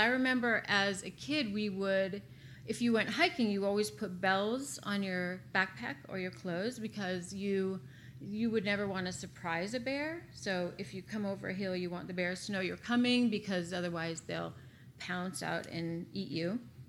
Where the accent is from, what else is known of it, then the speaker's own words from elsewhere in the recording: Wasilla, Alaska, United States; moved away as an adult; now in St. Louis, United States; I grew up in Alaska.